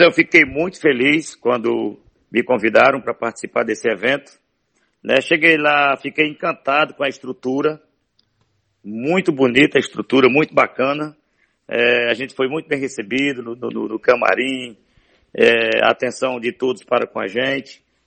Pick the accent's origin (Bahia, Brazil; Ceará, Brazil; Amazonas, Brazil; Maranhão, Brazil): Ceará, Brazil; Morada Nova; born or raised there; also born or lived in Limoeiro do Norte, Ceará